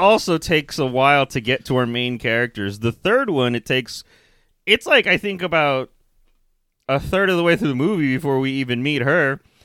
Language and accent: English; Texas, United States; we're from Texas